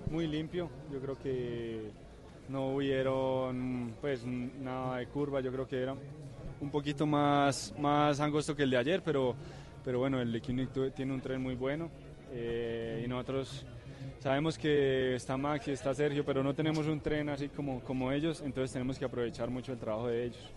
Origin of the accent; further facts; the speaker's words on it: Sogamoso, Boyacá, Colombia; acá en mi tierra, en Sogamoso, en Colombia